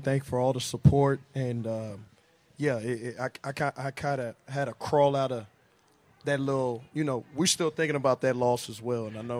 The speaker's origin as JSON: {"language": "English", "town": "Beaumont", "region": "Texas", "country": "United States", "tie": "born or raised there", "also_born_or_lived": "Germany", "moved": "as an adult", "lives_now": "Las Vegas, United States", "said": "growing up playing in Texas, I'm from Beaumont, Texas, outside of Houston."}